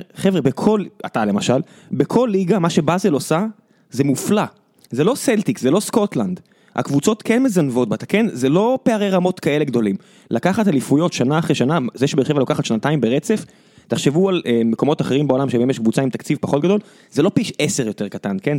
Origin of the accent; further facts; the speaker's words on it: Israel; אנחנו ישראלים